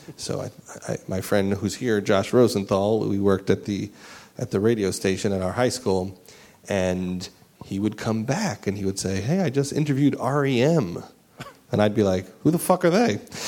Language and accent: English; New York, United States; accent: New York; That was me before I lost my New York accent, which I didn't lose on purpose, but... It did go away